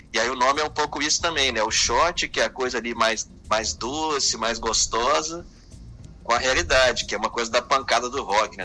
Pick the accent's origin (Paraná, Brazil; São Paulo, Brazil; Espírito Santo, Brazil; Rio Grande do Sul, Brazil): Espírito Santo, Brazil; Serra; moved away as an adult; also born or lived in Belo Horizonte, Minas Gerais; now in Rio de Janeiro, Brazil; eu nasci em Minas, é, em BH, uhum. mas cresci no Espírito Santo